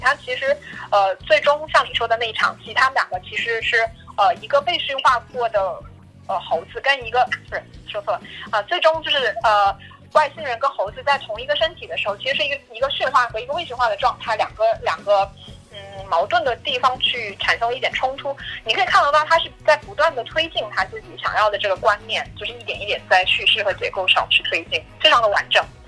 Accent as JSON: {"language": "Chinese", "country": "China", "said": "我们中国人碰到的解决不了的问题的时候，我们就推给酒"}